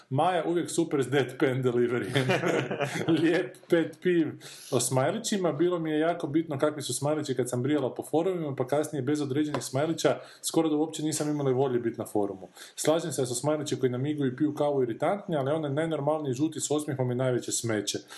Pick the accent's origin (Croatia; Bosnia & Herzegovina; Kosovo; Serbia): Croatia; Zagreb, City of Zagreb; ja sam iz Zagreba